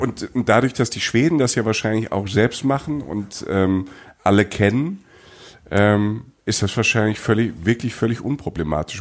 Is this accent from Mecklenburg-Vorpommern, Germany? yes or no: no; Rhineland-Palatinate, Germany; Ich komme aus der Pfalz